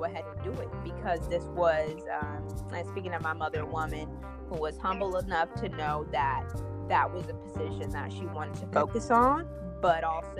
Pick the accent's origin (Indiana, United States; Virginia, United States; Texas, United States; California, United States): Indiana, United States; Gary; moved away; I'm from Gary, Indiana